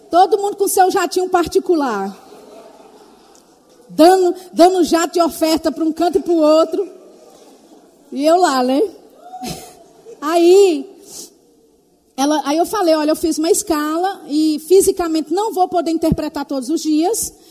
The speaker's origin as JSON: {"language": "Portuguese", "town": "Belo Horizonte", "region": "Minas Gerais", "country": "Brazil", "tie": "born there", "said": "É porque os meus pais são de Tapetinga, mas eu, eu nasci em BH."}